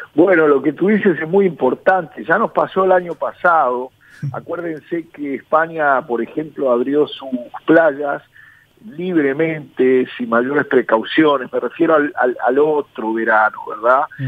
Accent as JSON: {"language": "Spanish", "region": "Paysandú", "country": "Uruguay", "tie": "born or raised there", "said": "soy nativo de allí"}